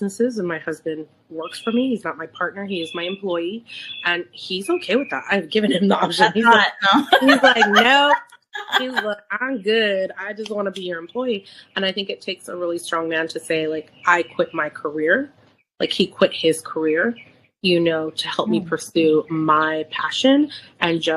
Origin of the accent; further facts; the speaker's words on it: San Francisco, California, United States; I'm born and raised in San Francisco